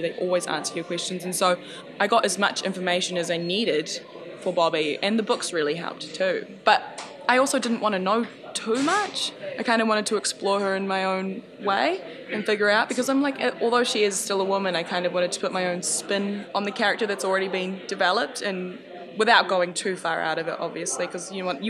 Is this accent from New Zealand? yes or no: yes; New Zealand; also born or lived in Samoa; I grew up in New Zealand